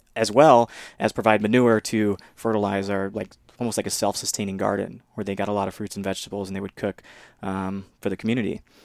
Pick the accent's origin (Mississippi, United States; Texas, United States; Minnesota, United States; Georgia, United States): Mississippi, United States; moved away; from a very young age, even I was different from the local community in Mississippi because, um, just the environment in which I was raised